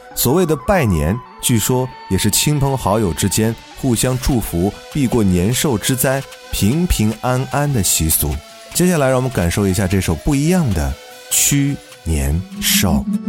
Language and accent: Chinese; China; 这个节日对于我们中国人来讲，那真的是重要的不能再重要了